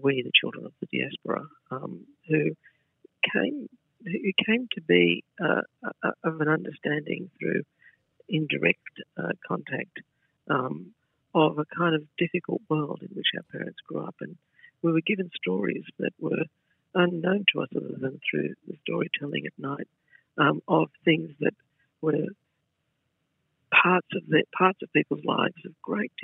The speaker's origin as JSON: {"language": "English", "town": "Sydney", "region": "New South Wales", "country": "Australia", "tie": "born or raised there", "also_born_or_lived": "Stanmore, Sydney", "said": "I was born here in Stanmore, and then they moved to Campsie, where they stayed for, they're still there. And we grew up in a very traditional household"}